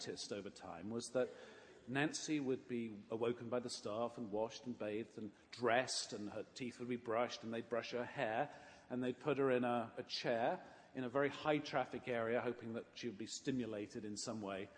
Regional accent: England, United Kingdom; I grew up in England

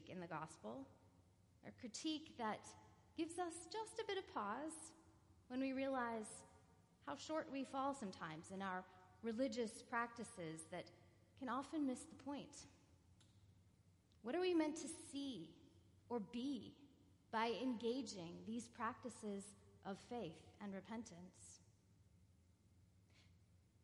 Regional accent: California, United States; Growing up in California

